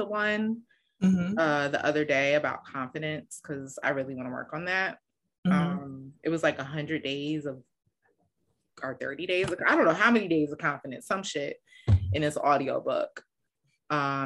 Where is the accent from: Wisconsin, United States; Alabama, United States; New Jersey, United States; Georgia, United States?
New Jersey, United States; Bergen County / Passaic County; I grew up in Bergen County. As a kid in Passaic County